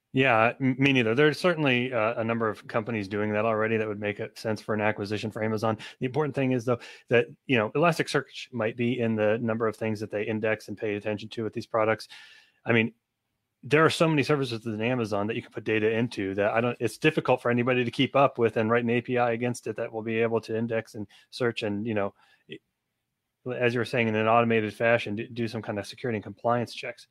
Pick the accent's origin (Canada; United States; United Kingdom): United States; I'm an American citizen